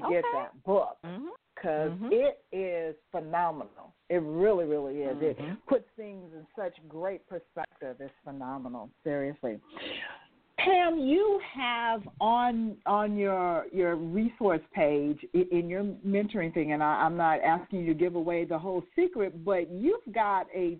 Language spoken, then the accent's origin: English; Las Vegas, Nevada, United States; now she's in my hometown